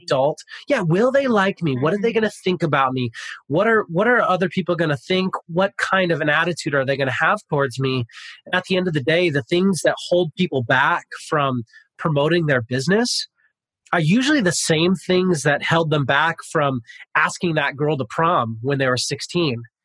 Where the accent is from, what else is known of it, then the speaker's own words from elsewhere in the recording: Pasadena, California, United States; moved away as an adult; now in Sacramento, United States; I grew up in Pasadena. I'm from Pasadena ah. originally. I live in Sacramento, California.